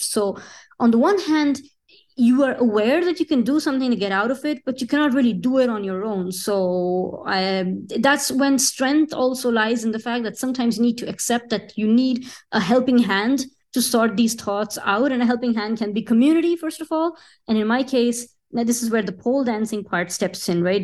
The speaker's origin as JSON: {"language": "English", "region": "Sicily", "country": "Italy", "tie": "born or raised there", "also_born_or_lived": "India", "moved": "as an adult", "lives_now": "Paris, France", "said": "Sicily, which is this beautiful island in the south of Italy where I grew up. I did my school"}